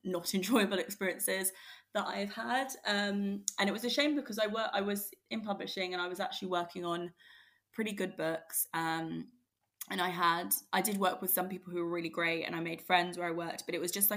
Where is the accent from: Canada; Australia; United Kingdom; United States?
United Kingdom; London; I grew up in Greater London